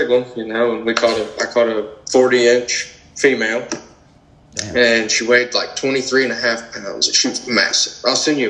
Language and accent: English; Arcadia, Florida, United States; I'm from Arcadia, and it's inland, not anywhere really close to the coast, about 30, 45 minutes to an hour from the coast in any direction.